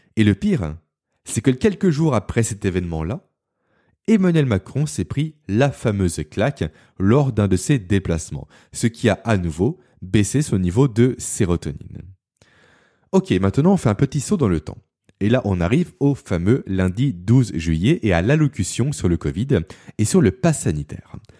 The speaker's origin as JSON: {"language": "French", "town": "Beaune", "region": "Bourgogne-Franche-Comté", "country": "France", "tie": "born or raised there", "also_born_or_lived": "Lyon / Belfort", "said": "Beaune qui est ma ville natale"}